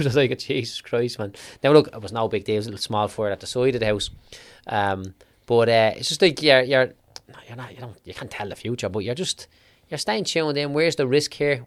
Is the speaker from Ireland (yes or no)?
yes; Clondalkin, Leinster, Ireland; I was growing up in Clondalkin